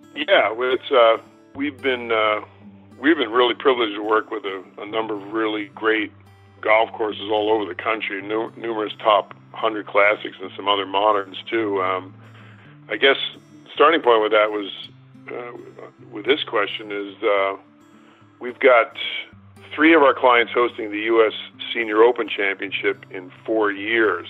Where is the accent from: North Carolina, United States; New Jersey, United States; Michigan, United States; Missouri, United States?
New Jersey, United States; West Caldwell; I grew up in northern New Jersey, and by Providence, I was I was born and raised in West Call, New Jersey